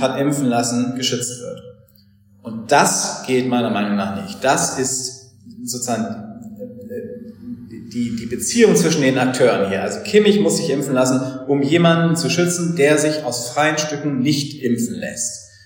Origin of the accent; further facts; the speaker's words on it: Germany; moved away as an adult; also born or lived in Freiburg / Oxford; now in London, United Kingdom; wir Deutsche